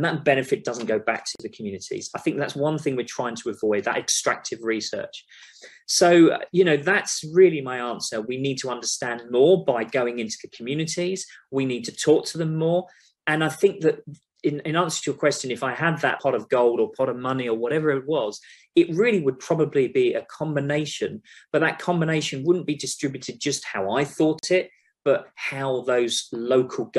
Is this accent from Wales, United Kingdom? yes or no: no; London, United Kingdom; moved away as an adult; also born or lived in Upminster, East London; now in Oklahoma, United States; I'm a Londoner. I'm from London. Like I said earlier, I studied in London. I lived in London. I've worked in London